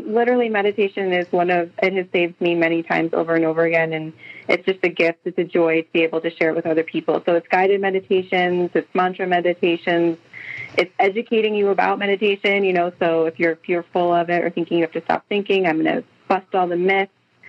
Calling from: Boise, Idaho, United States; I'm calling from Boise, Idaho.

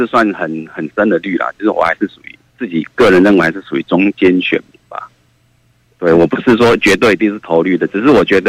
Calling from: Kaohsiung, Taiwan; 喂喂，我是高雄的

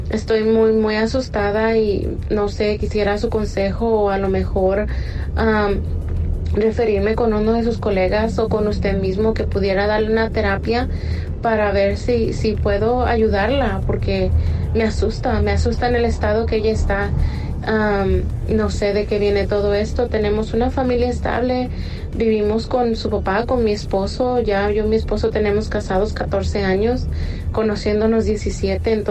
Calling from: California, United States; Mire, yo soy de California y tengo el placer de escucharlo todas las noches.

